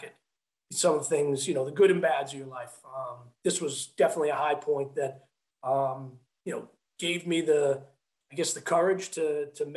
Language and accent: English; Massachusetts, United States; moved away as an adult; also born or lived in New Hampshire; now in Los Angeles, United States; I grew up in Massachusetts